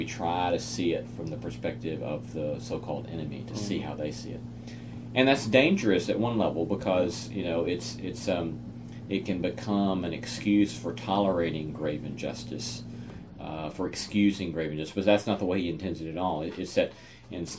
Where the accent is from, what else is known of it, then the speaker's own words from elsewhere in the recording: United States; as American Christians